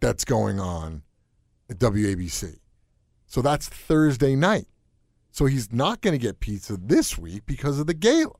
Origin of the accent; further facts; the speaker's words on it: New York, United States; moved away; also born or lived in Connecticut; I grew up in New York